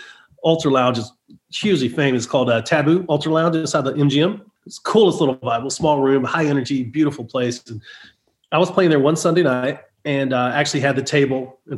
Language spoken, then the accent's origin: English; Texas, United States; moved away; also born or lived in Nashville / Florida; I'm from Texas. I was raised to never know a stranger